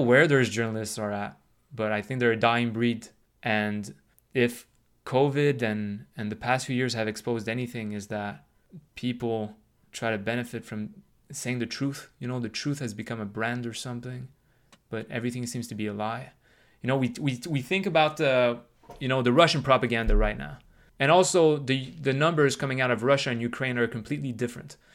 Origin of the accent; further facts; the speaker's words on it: Canada; also born or lived in United States; I'm Canadian